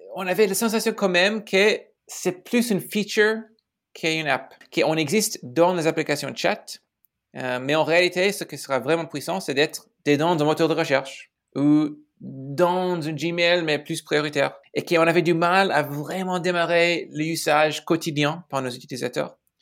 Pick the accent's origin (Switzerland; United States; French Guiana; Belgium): United States; Chicago, Illinois; French is a second language; moved away as an adult; also born or lived in Silicon Valley, California / San Francisco; je suis né à Chicago, donc je suis Américain